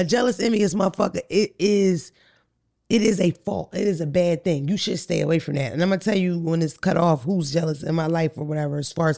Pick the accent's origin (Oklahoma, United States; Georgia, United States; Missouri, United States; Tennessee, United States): Georgia, United States; I have friends, but I'm from Clayton County, Georgia.